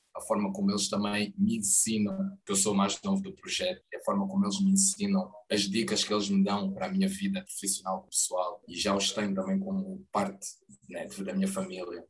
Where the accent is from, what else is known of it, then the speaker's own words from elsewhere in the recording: Loures, Lisbon, Portugal; also born or lived in Angola; no bairro onde eu cresci, é na Portela da Zóia, pertence ali a Bobadela